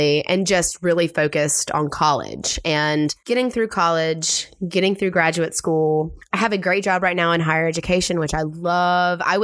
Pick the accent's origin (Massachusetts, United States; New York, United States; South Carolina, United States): South Carolina, United States; coming from small town South Carolina, growing up and kind of coming into myself in my small country town